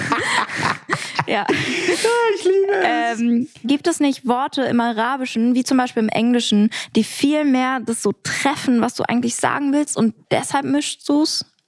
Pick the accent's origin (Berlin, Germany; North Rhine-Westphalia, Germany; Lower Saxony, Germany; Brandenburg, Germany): Berlin, Germany; ich bin sehr behütet aufgewachsen. Äh, und genau, im, am Rande von Berlin, ganz weit oben außen